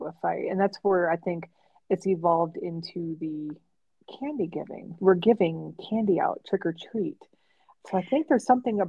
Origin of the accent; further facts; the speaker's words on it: New York, United States; as a kid growing up in New York State